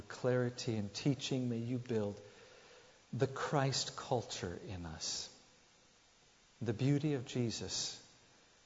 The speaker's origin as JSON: {"language": "English", "country": "Italy", "accent": "Italian", "said": "my sweet Italian accent that I have here"}